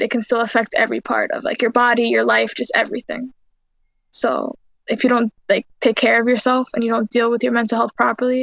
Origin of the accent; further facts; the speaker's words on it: New York, United States; I was born and raised in New York